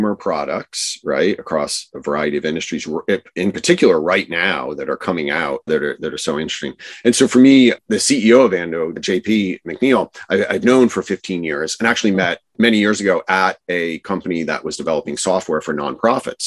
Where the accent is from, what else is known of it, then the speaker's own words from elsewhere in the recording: New Jersey, United States; And I grew up in New Jersey, right. Which is a funny state to grow up